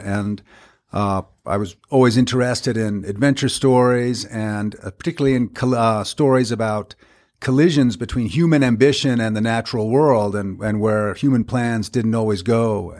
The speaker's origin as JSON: {"language": "English", "town": "Cambridge", "region": "Massachusetts", "country": "United States", "tie": "born or raised there", "moved": "yes", "lives_now": "Vancouver, Canada", "said": "I'm a journalist and author based now in Vancouver, British Columbia, but born and raised in Cambridge, Massachusetts, and I think that's where I learned my love of good writing"}